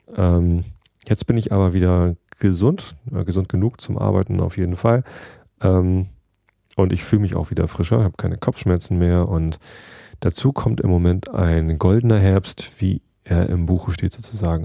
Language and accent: German; Germany; ich komme aus Deutschland